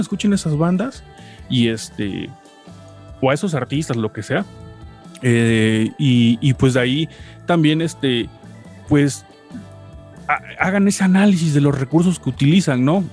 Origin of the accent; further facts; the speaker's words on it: Veracruz, Mexico; now in Puebla, Mexico; yo llevo en Puebla este, viviendo ya bastantes años, este, aunque no soy de acá, soy de Veracruz